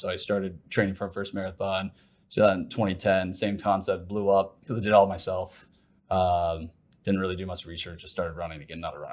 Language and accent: English; Ohio, United States; moved away as an adult; also born or lived in Plano, Texas; now in Lucas, United States; originally from Ohio and, and I've lived in Plano for the most of twenty ten to twenty twenty-two